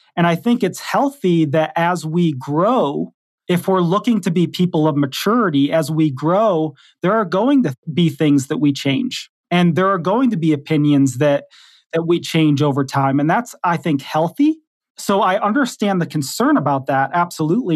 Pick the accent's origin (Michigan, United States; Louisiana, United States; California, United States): Michigan, United States; Detroit; moved away as an adult; also born or lived in Texas / Kentucky; I grew up in Detroit, Michigan. I lived there till I was about, maybe in my early twenties, and then I went off to Bible college in Texas